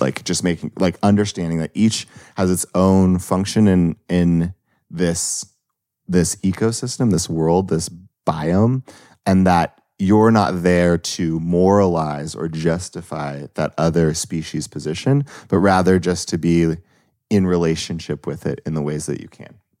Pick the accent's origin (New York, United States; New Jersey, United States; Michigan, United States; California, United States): California, United States; Los Angeles; I grew up in Los Angeles